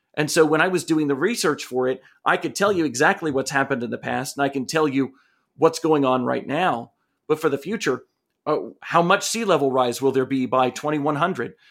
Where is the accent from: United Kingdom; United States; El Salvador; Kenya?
United States; Asheville, North Carolina; here in Asheville, in my hometown